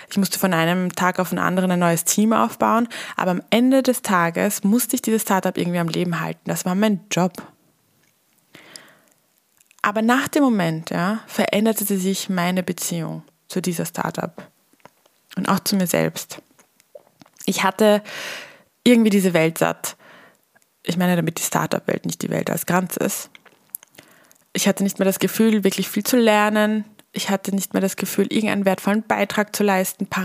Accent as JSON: {"language": "German", "region": "Vienna", "country": "Austria", "lives_now": "Millstatt, Austria", "said": "Als Wienerin aufs Land zu ziehen, auch wenn es der wunderschöne Milchstädter See ist und noch dazu dann in die Hotellerie zu gehen."}